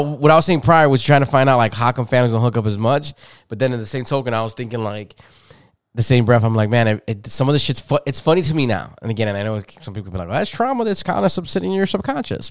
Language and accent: English; Chicago, Illinois, United States; I grew up in Humboldt Park